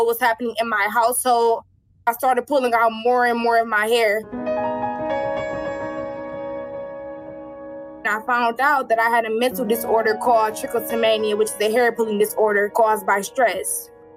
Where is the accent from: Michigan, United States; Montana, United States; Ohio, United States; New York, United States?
Ohio, United States; Cleveland; I'm 18 years old, and I'm from Cleveland, Ohio